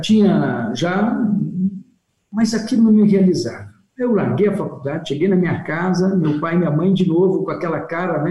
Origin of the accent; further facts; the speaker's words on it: Sorocaba, São Paulo, Brazil; eu preciso voltar para minha terra, preciso voltar para Sorocaba